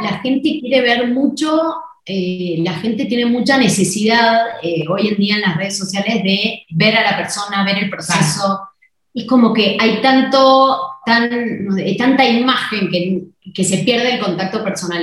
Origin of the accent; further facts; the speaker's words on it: Argentina; moved away as an adult; now in Mexico; somos argentinas